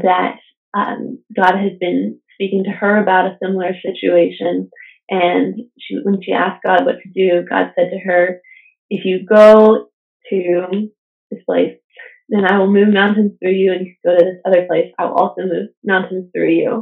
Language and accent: English; United States; moved away; Being an American citizen, I didn't have Canadian cell phone service.